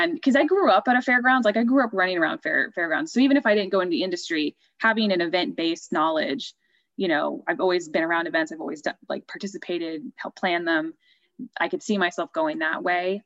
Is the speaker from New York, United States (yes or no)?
no; Southern California, United States; moved away; I'm not from the county, I'm from Southern California originally